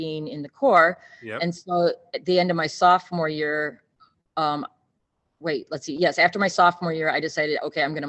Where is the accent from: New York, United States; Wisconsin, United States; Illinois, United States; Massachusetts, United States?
Illinois, United States; Rockford; I grew up in Rockford, Illinois. Not too far from where I'm teaching